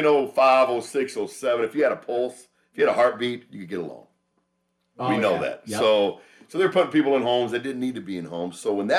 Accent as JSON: {"language": "English", "town": "Dallas", "region": "Texas", "country": "United States", "tie": "born or raised there", "moved": "yes", "lives_now": "Las Vegas, United States", "said": "I'm a Dallas guy because I was born and raised in Oak Cliff, right?"}